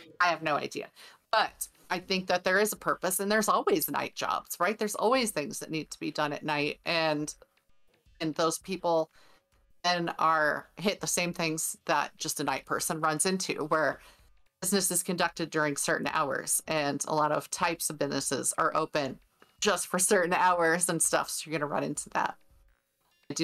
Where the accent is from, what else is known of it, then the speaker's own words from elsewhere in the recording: California, United States; born there; now in Colorado, United States; I was born in California. My husband was born in Texas and here we ended up in Colorado.